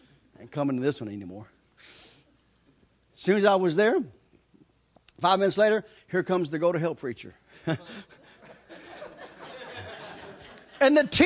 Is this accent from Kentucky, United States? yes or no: yes; Kentucky, United States; I'm from Kentucky. Out in the country of Kentucky, there's this one road we all used to race on